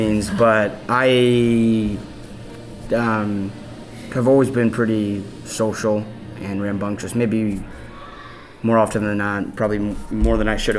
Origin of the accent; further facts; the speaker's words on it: Kansas City, United States; also born or lived in Oklahoma; I was born in Oklahoma, moved to Kansas City